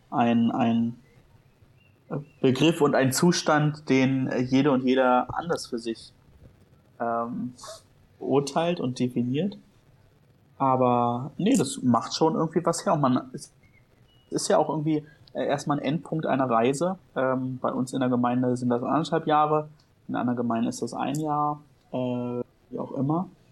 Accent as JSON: {"language": "German", "region": "Berlin", "country": "Germany", "said": "ich als Berliner"}